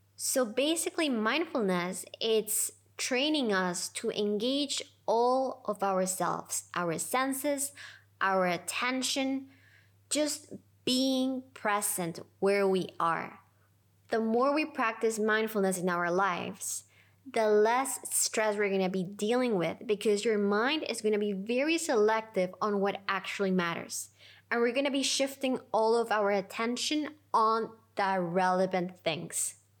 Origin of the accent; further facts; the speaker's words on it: Lima, Peru; I decided to take my first teacher trainings in Lima, my hometown.